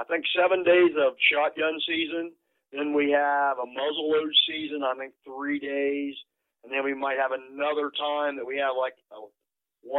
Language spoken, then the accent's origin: English; Sarahsville, Ohio, United States; I'm from Noble County, which is Sarasville, Ohio. Lived here my whole life since I've been born.